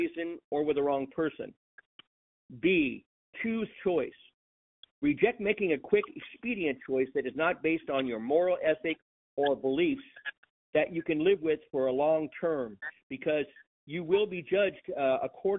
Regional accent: Long Beach, California, United States; I was born and bred in the Los Angeles County city of Long Beach, California

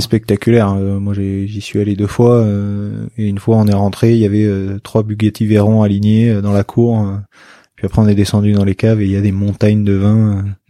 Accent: Bordeaux, Nouvelle-Aquitaine, France; puisqu'on est bordelais

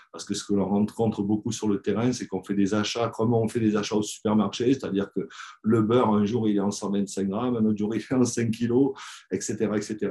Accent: Brive-la-Gaillarde, Nouvelle-Aquitaine, France; Donc moi je suis originaire de Brive en France

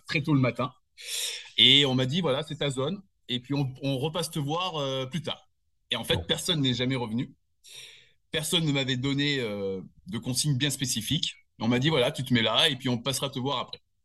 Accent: Nice, Provence-Alpes-Côte d'Azur, France; also born or lived in Annecy; je suis né à Annecy euh, il y a 54 ben, ans. Euh, j'ai grandi en grande partie, on va dire, dans le sud de la France

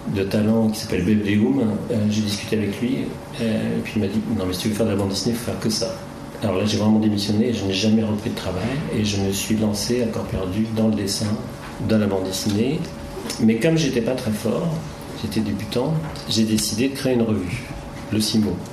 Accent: Brittany, France; moved away as an adult; also born or lived in Rennes; now in Paris, France; je suis originaire de, de Bretagne

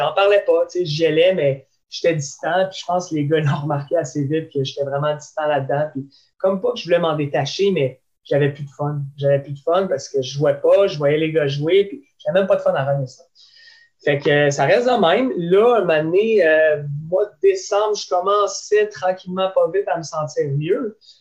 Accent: Laval, Quebec, Canada; je viens de Laval

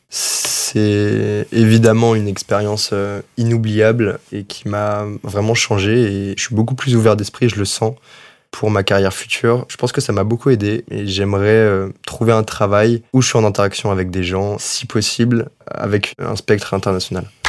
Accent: France; moved away as an adult; Quand on est français

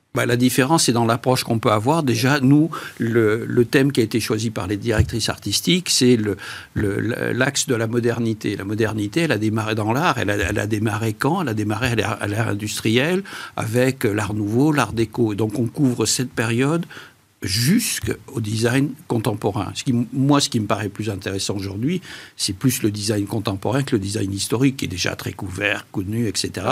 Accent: Bordeaux, Nouvelle-Aquitaine, France; je suis bordelais

